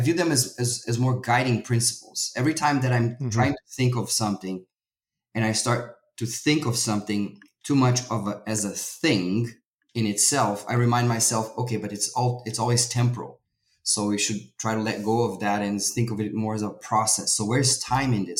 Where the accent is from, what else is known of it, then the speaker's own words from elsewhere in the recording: Brazil; moved away; I'm originally from Brazil